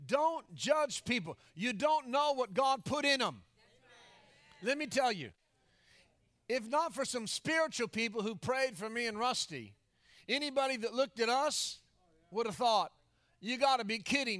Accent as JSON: {"language": "English", "region": "Florida", "country": "United States", "tie": "born or raised there", "moved": "yes", "said": "I go back into my hometown in Florida"}